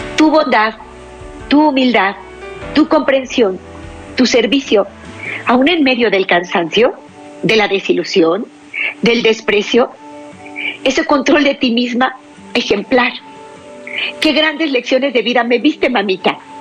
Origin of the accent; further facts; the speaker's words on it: Mexico; aquí en mi país, México